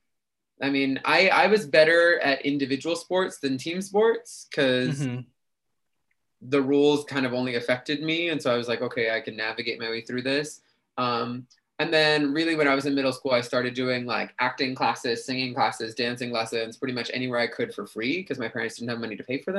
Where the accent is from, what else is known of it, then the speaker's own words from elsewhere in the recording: New York City, New York, United States; also born or lived in Queens, New York City; Was born in Queens, but grew up in the Bronx